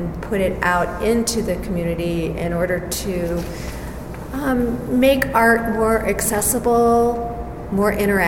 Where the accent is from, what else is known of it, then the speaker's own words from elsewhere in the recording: California, United States; now in Reno, United States; I thought, really, I'm from the Bay Area, what's happening here?